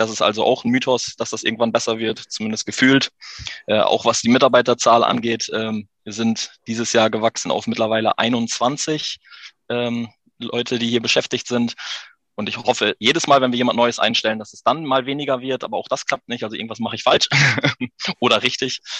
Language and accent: German; Haren, Lower Saxony, Germany; bin 33, komme aus Haaren an der Ems, bin ein äh, waschechter Emsländer, geboren in Haaren